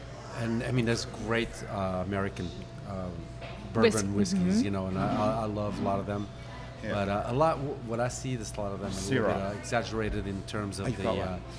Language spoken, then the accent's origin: English; Portugal; first language Portuguese; English is a second language; moved away; also born or lived in Angola; I was only 2 years old when I left Angola. Okay. I grew up in Portugal. My family is Portuguese.